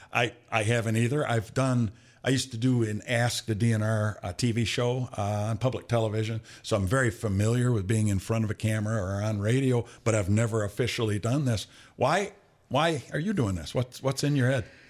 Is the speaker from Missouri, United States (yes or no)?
no; Flint, Michigan, United States; moved away; I was from, uh, uh, the east side of Flint, Flint Kersley